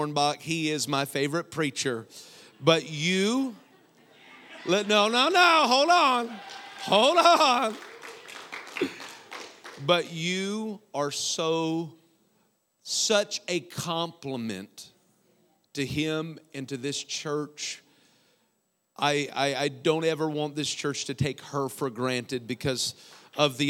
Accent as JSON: {"language": "English", "region": "Iowa", "country": "United States", "said": "I'm from Iowa"}